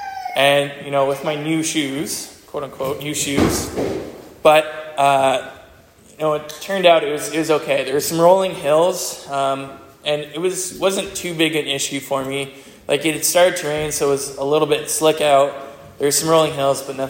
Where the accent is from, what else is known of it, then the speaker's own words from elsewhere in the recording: Hawkesbury, Alexandria, Dalkeith area, Ontario, Canada; moved away as an adult; now in Abbotsford, Canada; So I've lived in Manquehill and Hawkesbury, Laurier, Alexandria, Dalkeith, so I grew up in this area.